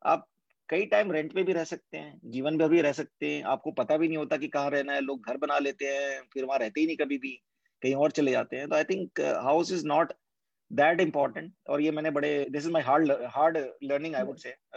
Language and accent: Hindi; Bhilai, Chhattisgarh, India; moved away; ये भिलाई जन्मभूमि है और मैं वहाँ पे पला बड़ा हूँ